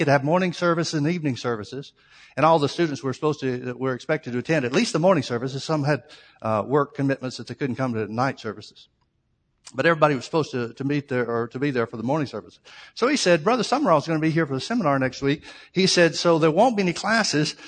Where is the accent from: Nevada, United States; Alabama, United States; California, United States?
Alabama, United States; family growing up in Alabama